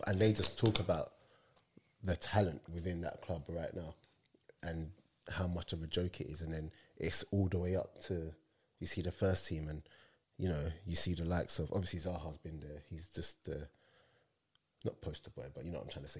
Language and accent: English; London, United Kingdom; I'm from London